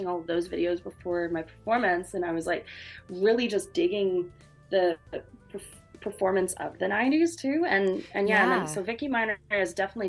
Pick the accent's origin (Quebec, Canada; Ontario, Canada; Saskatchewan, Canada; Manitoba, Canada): Saskatchewan, Canada; Saskatoon; moved away as an adult; now in Toronto, Canada; I'm originally from Saskatoon, Saskatchewan. I just moved to Toronto in January